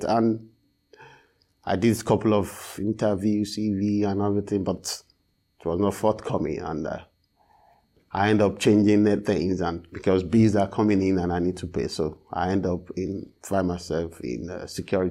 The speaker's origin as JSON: {"language": "English", "country": "Nigeria", "tie": "born or raised there", "moved": "yes", "lives_now": "Belfast, United Kingdom", "said": "I'm originally from Nigeria"}